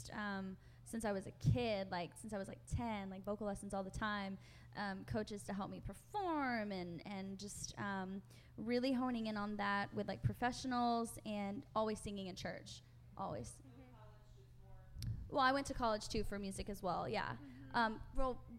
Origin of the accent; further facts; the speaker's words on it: Philippines; born there; I'm adopted, and so I was born in the Philippines, and I'm very proud of my story